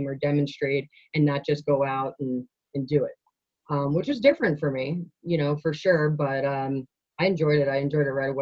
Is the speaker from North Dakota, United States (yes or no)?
no; Long Island, New York, United States; now in Colorado, United States; I grew up on Long Island.